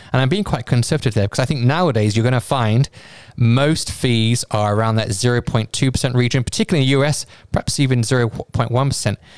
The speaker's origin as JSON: {"language": "English", "country": "United Kingdom", "tie": "born or raised there", "said": "my home country, the U K"}